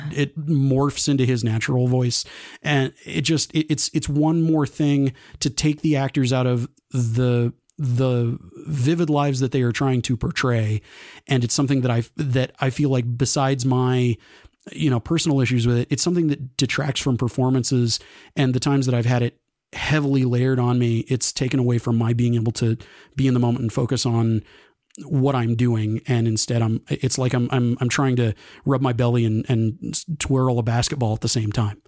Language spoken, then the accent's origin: English; Texas, United States; growing up in Texas